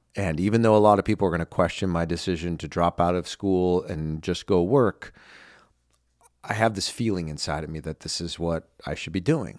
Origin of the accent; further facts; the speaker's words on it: United States; also born or lived in Los Angeles / New York; I live in my hometown, you know, where I grew up